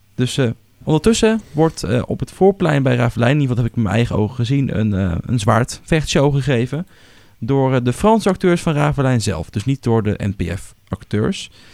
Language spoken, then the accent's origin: Dutch; Netherlands; Wij als Hollanders